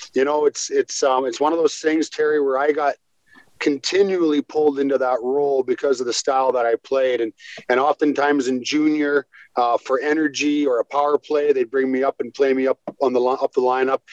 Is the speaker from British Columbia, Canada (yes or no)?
yes; Squamish, British Columbia, Canada; also born or lived in Vancouver; I was born in Vancouver, raised in a town called Squamish, which is halfway between Vancouver